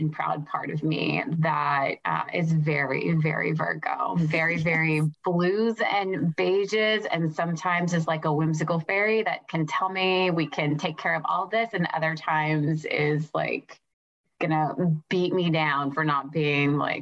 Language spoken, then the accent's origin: English; United States; being an American